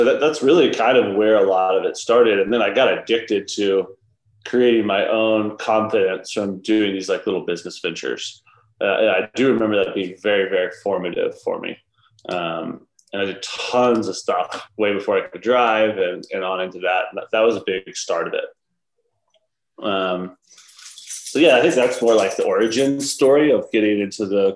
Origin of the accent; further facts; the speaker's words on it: Georgia, United States; now in Utah, United States; I grew up in Georgia.